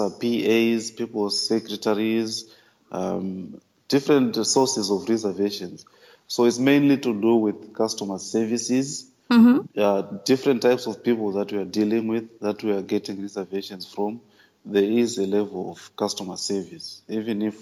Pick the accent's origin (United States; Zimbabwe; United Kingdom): Zimbabwe; now in Abu Dhabi, United Arab Emirates; I'm originally from Zimbabwe in Africa, but right now I'm working in the United Arab Emirates in the city of Abu Dhabi.